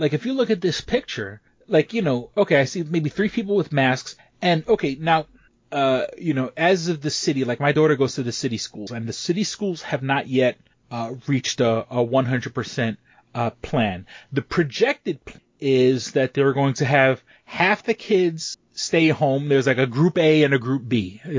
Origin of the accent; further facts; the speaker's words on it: Northern US, United States; growing up, being a Northerner, being a Yankee, you know, it always blew my mind that kids started early.